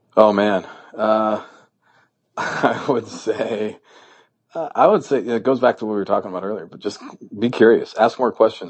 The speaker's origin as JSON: {"language": "English", "region": "New Hampshire", "country": "United States", "tie": "born or raised there", "also_born_or_lived": "Stanford, California", "moved": "as an adult", "said": "I had obstacles growing up in New Hampshire"}